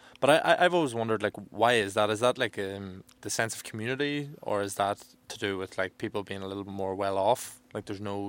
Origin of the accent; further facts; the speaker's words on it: Ireland; now in South Korea; I'm from Ireland